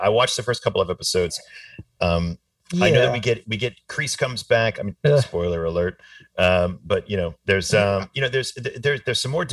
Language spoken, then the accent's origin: English; Boston suburbs, Massachusetts, United States; I grew up in the Boston suburbs.